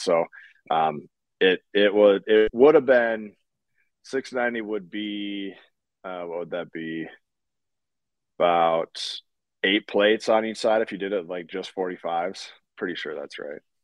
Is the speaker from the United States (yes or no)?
yes; North Dakota, United States; I'm from North Dakota